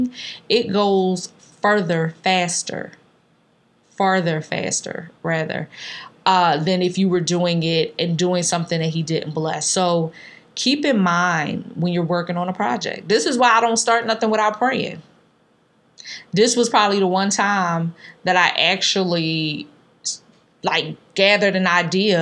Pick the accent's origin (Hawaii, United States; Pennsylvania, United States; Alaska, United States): Pennsylvania, United States; Philadelphia; growing up in North Philly